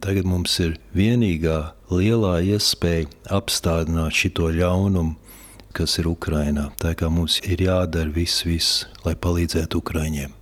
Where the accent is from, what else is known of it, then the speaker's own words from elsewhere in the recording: New York, United States; now in Latvia; es dzimu sauc Amerikā, tieši Ņujorkā, Bronxā.